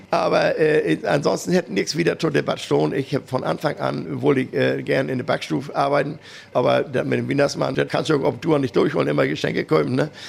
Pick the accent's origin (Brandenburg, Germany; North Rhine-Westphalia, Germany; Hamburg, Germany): Hamburg, Germany; wenn wir in Hannover sind oder in Berlin, ne, dann mit wir irgendwie als Hamburger mindestens Franzbrötchen haben